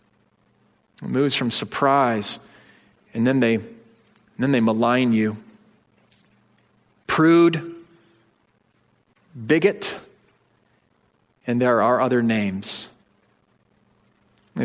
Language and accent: English; United States; as energetic American citizens